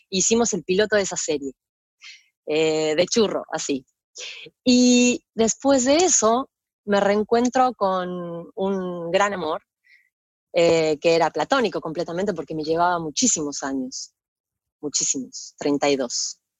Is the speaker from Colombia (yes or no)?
no; San Fernando, Buenos Aires Province, Argentina; Yo nací eh, en, Argentina, en Buenos Aires, en San Fernando, eh, capital nacional de la náutica. Es un, un barrio de zona norte, eh, a una hora de la capital, ¿no? De la capital de Buenos Aires, capital. Eh, yo ahí crecí